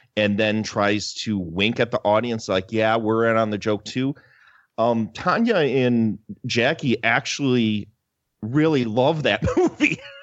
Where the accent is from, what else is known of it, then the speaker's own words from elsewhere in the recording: Wisconsin, United States; I'm from Wisconsin